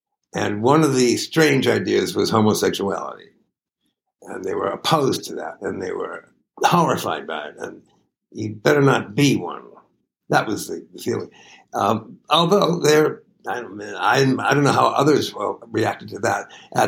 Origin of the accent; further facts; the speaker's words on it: Syracuse, New York, United States; Well, I kind of loved it. It's a quiet town. I mean, there were a quarter of a million people in it, but everyone lived in houses, individual houses.